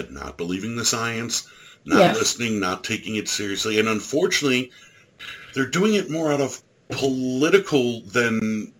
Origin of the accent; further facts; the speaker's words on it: Ireland; I'm an Irish fat guy.